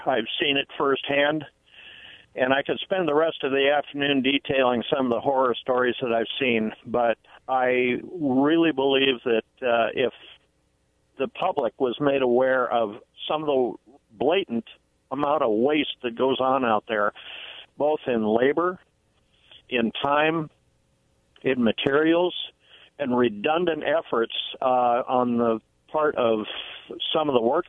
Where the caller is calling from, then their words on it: Benton City, Washington, United States; Hi, this is your friendly neighborhood … from Benton City here.